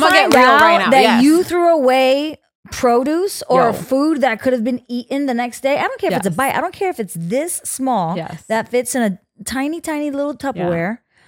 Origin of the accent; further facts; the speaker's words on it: Bronx, New York, United States; I had many Dominican boyfriends growing up in the Bronx. Yeah. Mm-hmm. Washington Heights was my second home.